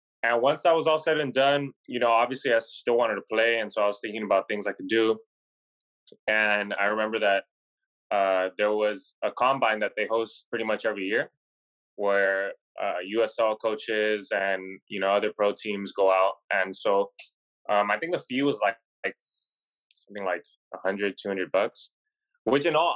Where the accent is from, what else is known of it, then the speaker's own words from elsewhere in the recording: Southern California, United States; also born or lived in Long Beach / Chino Hills; I pretty much lived in Southern California my whole life